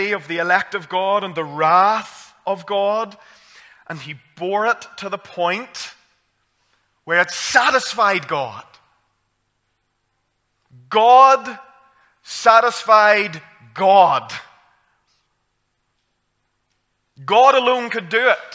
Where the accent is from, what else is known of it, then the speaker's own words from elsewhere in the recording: Armagh, Northern Ireland, United Kingdom; I'm from Armagh